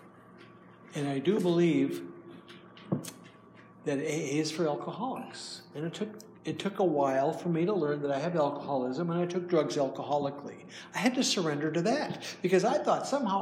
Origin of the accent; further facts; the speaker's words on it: Minnesota, United States; I'm from Minnesota, and hi from Minnesota